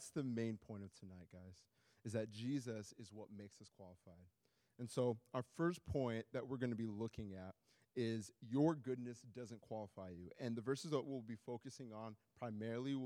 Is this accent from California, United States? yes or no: no; Iowa, United States; also born or lived in Nigeria; now in Minneapolis, United States; I was born in Nigeria, raised in Iowa, and now live in Minneapolis